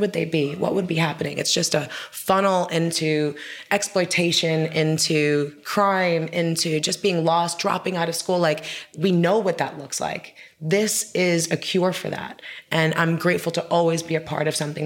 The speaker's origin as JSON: {"language": "English", "region": "New York", "country": "United States", "tie": "born or raised there", "said": "I grew up in New York"}